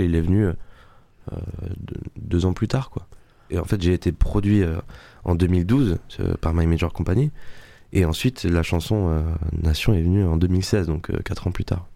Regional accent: Le Bugue, Nouvelle-Aquitaine, France; accent: southern; now in Paris, France; Le Bug, c'est ma petite, c'est mon petit village

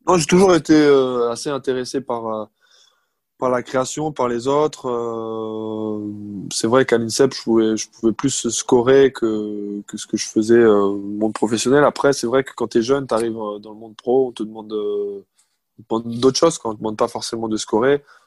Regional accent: Alsace, Grand Est, France; moi je suis d'Alsace

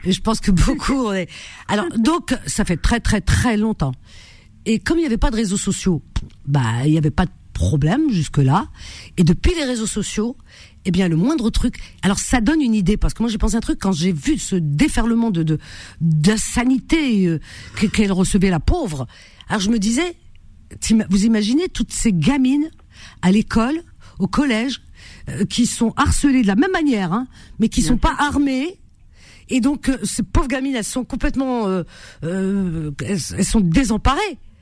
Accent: Cherchell, Tipaza Province, Algeria; dans ma ville natale, Cherchel

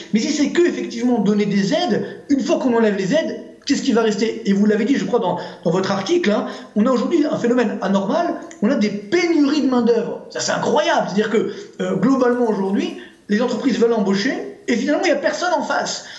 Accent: Orly, Île-de-France, France; HLM d'Orly

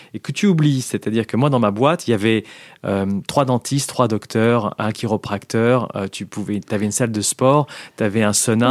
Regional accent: France; moved away as an adult; also born or lived in London / United States; je rentre dans une boîte américaine en tant que Français.

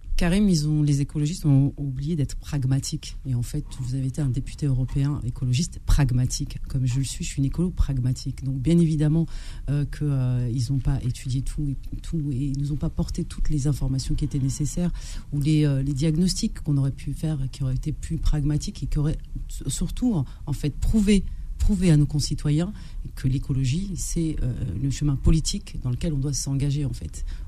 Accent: France; je suis française et j'ai des origines

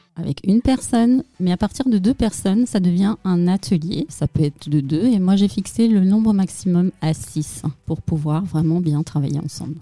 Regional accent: Tehran, Tehran Province, Iran; also born or lived in Paris, France; now in Alsace, France; je suis née à Téhéran, en Iran.

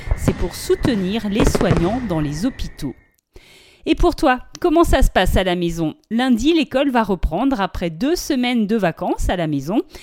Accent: France; Chez nous en France

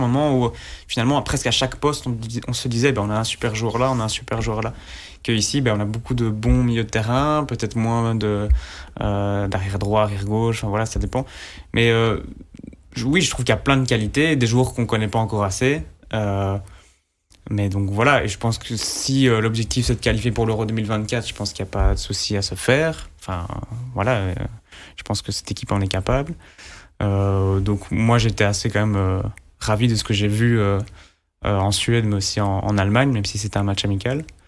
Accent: Belgium; en tant que Belge

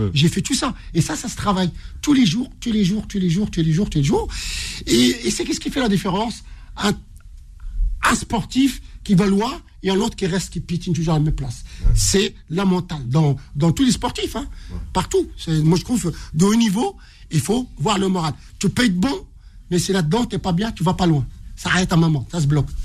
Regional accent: Morocco; moved away; je suis marocain

